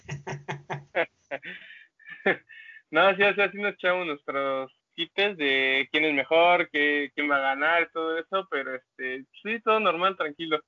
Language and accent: Spanish; Mexico City, Mexico; la Ciudad de México